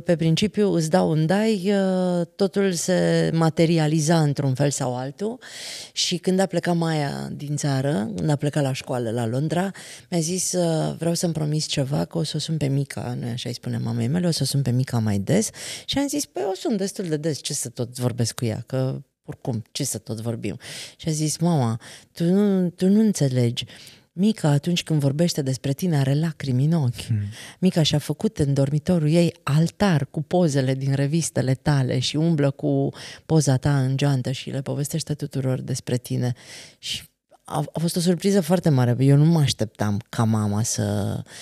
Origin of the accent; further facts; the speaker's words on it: Transylvania, Romania; noi suntem ardeleni